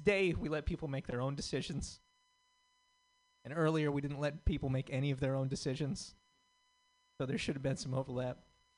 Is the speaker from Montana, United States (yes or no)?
yes; Montana, United States; I am from Montana. and those states are adjacent, but they are different. They filmed the movie A River Runs Through It like 10 minutes from where I grew up, right?